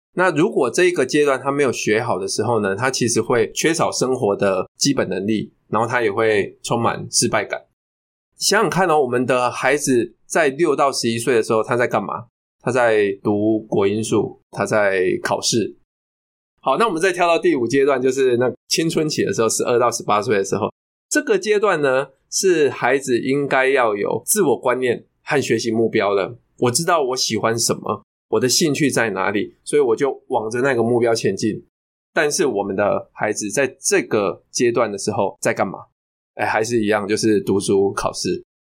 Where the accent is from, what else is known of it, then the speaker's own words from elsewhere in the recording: Wandan, Pingtung County, Taiwan; moved away as an adult; also born or lived in Taipei; 因为我小时候的确也是在乡下地方长大的